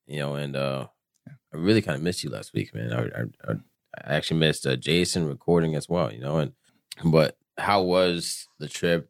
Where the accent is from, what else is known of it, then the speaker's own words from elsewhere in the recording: South Florida, United States; I'm from South Florida.